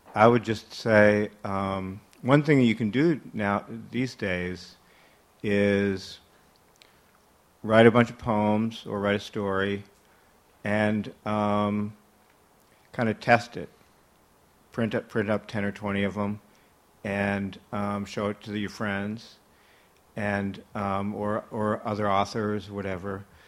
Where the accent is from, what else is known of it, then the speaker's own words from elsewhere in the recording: Minnesota, United States; I came from Minnesota